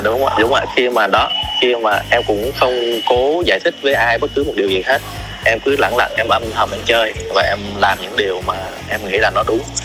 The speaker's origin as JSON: {"language": "Vietnamese", "region": "Southern Vietnam", "country": "Vietnam", "tie": "born or raised there", "accent": "southern", "moved": "as an adult", "lives_now": "Hanoi, Vietnam"}